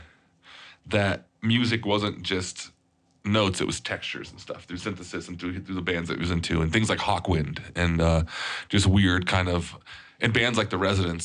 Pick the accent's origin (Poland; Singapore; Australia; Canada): Poland; moved away; I was born in Poland